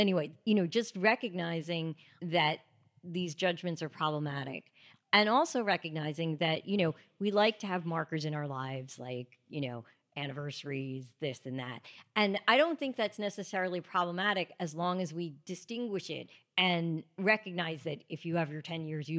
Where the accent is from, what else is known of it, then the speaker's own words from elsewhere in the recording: Greenwood Lake, New York, United States; So I was born here in the city, but then when I was six, we moved upstate, about an hour upstate, to a town called Greenwood Lake